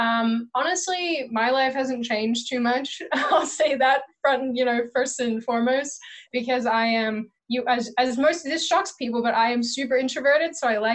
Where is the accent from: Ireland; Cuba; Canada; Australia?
Australia; now in United States; when in reality, I am an Australian born and raised in Australia. Adopted a ridiculous accent because of my mom and, you know, being around that accent all the time. And then moved to America